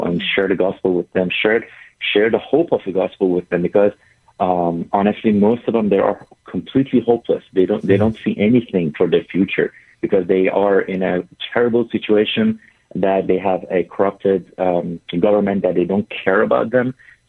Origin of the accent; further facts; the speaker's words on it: Tehran, Tehran Province, Iran; moved away as an adult; now in Raleigh-Durham, United States; I was born in Iran, in Tehran, the capital city, 38 years ago. And then I was born also in a Muslim family.